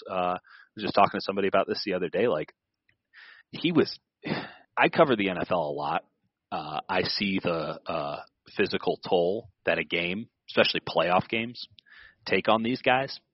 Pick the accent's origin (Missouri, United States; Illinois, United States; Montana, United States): Illinois, United States; Chicago; moved away; I grew up in Chicago